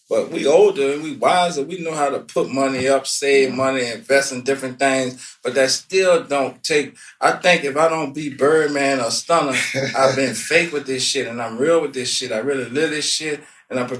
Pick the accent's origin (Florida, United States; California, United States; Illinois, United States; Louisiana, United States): Louisiana, United States; New Orleans; growing up in New Orleans